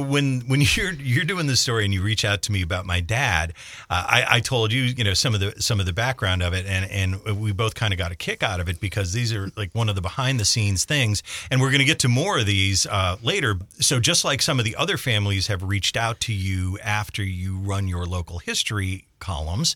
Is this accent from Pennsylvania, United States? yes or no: yes; Scranton, Pennsylvania, United States; as a kid growing up in Scranton, we played a lot in and around the old coal mines